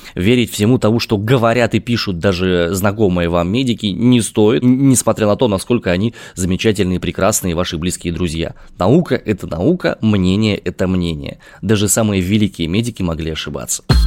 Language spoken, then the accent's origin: Russian; Omsk, Omsk Oblast, Russia; я родом из Омска